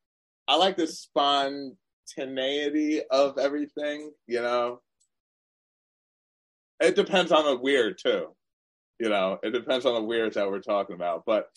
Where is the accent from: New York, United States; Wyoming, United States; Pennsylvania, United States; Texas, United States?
New York, United States; Long Island; I'm from Long Island, and so I consider myself a New Yorker.